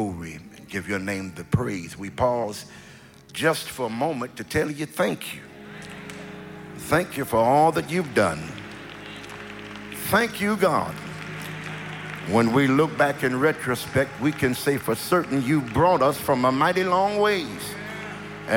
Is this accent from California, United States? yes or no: yes; California, United States; I'm from California, and it is not as cold in L.A. as it is here